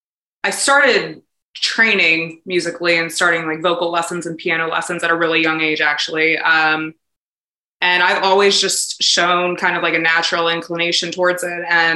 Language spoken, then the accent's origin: English; Indianapolis, Indiana, United States; born there; also born or lived in Albuquerque / New York City; So I was born in Indianapolis, Indiana, but I grew up kind of all over the country.